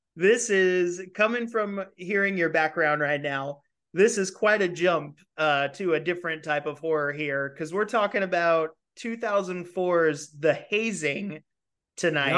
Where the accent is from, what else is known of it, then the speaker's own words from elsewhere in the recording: California, United States; moved away; I'm from California.